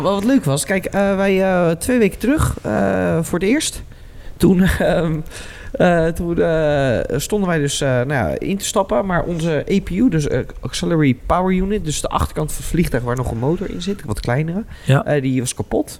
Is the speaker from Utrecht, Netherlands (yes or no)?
yes; Wijk bij Duurstede, Utrecht, Netherlands; van Wijk Beduursteden omgeving, waar ik ben opgegroeid